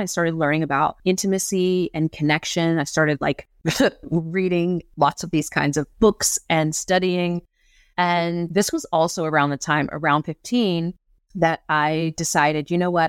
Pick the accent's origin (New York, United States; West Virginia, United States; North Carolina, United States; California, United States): West Virginia, United States; Southern; growing up in Southern West Virginia